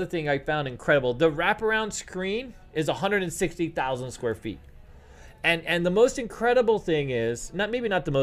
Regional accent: New York City, New York, United States; When I was a kid, I grew up in New York City.

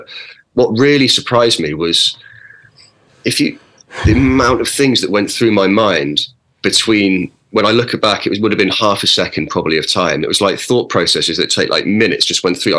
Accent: Oxford, South East England, United Kingdom; I grew up in Oxford and playing for Oxford

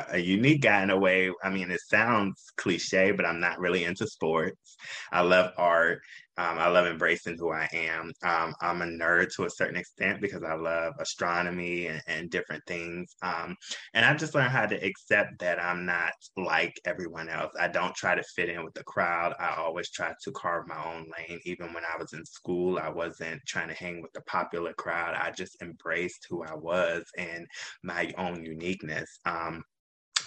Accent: Washington, District of Columbia, United States; now in Atlanta, United States; I am an Atlanta native here, but I'm actually from Washington, D.C.

